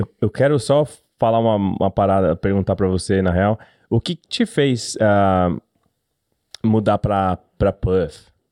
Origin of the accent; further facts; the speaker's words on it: São Paulo, Brazil; moved away as an adult; now in Australia; nascido e criado em São Paulo, Zona Norte.